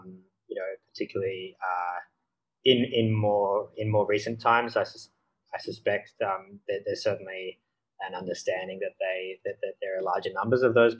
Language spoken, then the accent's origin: English; Alice Springs, Northern Territory, Australia; I was born in Alice Springs, which is a tiny little town in the middle of the desert, smack bang in the middle of the country. And I'm not of Indigenous descent myself, but certainly my parents lived there for over a decade.